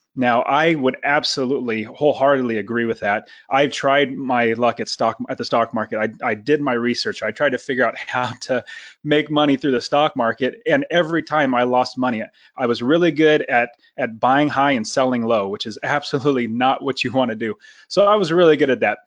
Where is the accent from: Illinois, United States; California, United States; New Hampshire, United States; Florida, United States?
California, United States; Fresno; moved away as an adult; now in Phoenix, United States; I grew up in Fresno, California, right in the center